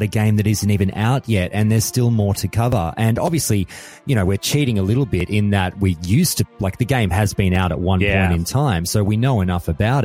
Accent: Australia; being an Australian

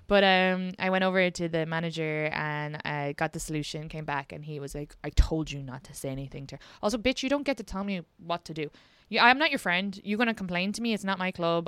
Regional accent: Ireland; moved away; I'm also Irish

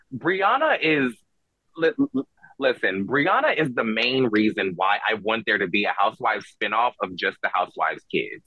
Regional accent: Georgia, United States; I grew up in the suburbs of Georgia

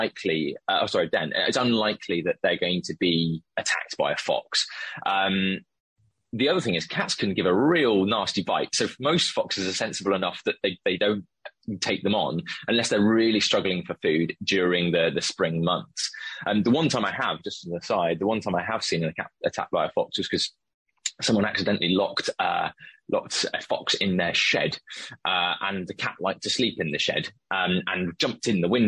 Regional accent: the Cotswolds, South West England, United Kingdom; now in London, United Kingdom; And I'm from the Cotswolds.

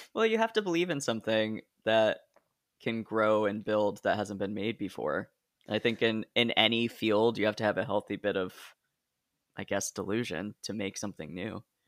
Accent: Hillsboro, Oregon, United States; I'm from Hillsboro.

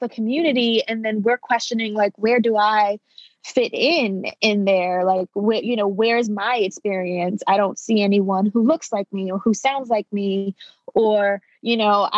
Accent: New York City, New York, United States; also born or lived in Bronx; I was born in Brooklyn

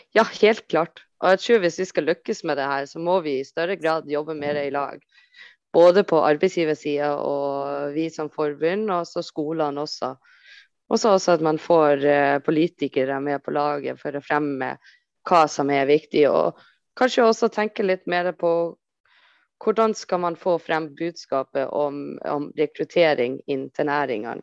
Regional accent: Copenhagen, Capital Region of Denmark, Denmark; jeg kommer fra Ammar, uh, eh, som er et område i København.

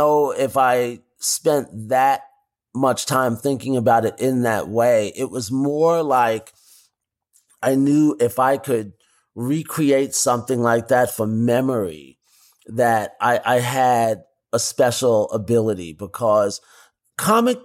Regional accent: New York City, New York, United States; growing up in New York

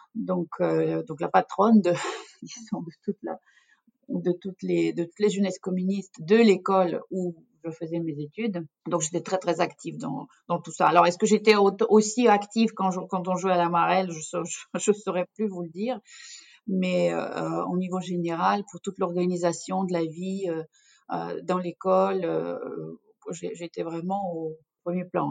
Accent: Russia; French is a second language; moved away as an adult; now in France; Je suis d'origine russe et donc j'ai vécu toute mon enfance en Union soviétique.

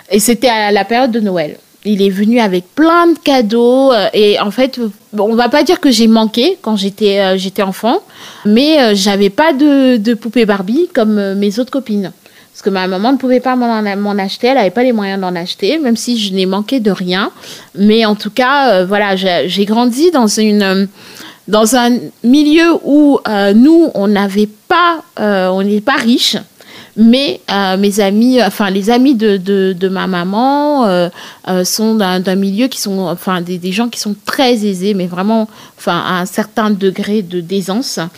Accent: Thiès, Senegal; also born or lived in Dakar; j'ai grandi euh, au Sénégal, entre Thiès et Dakar. Donc Thiès, c'est la deuxième ville du Sénégal qu'on appelle la ville du rail.

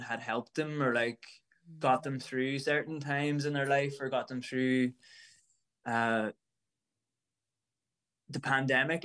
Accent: Ireland; an Irish musician

